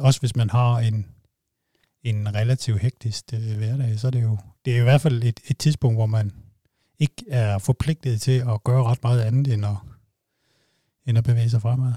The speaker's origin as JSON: {"language": "Danish", "area": "Funen", "region": "Southern Denmark", "country": "Denmark", "said": "jeg er jo fra Fyn"}